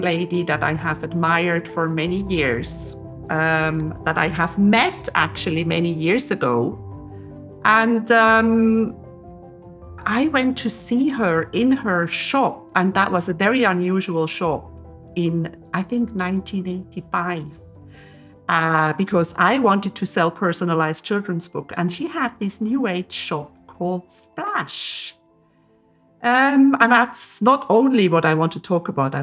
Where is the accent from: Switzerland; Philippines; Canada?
Switzerland; I'm from Switzerland